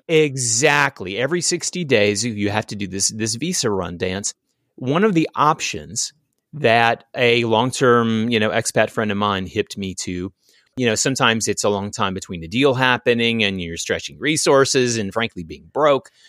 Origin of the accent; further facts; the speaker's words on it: American South, United States; I was born and raised in the American South